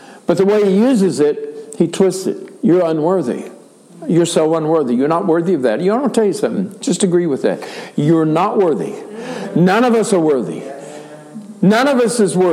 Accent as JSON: {"language": "English", "country": "United States", "said": "I am an American, I am a male, and I am white."}